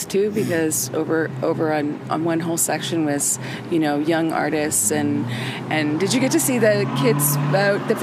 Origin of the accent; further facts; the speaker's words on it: Alaska, United States; moved away as an adult; also born or lived in Philadelphia / New York; I'm a girl from Alaska.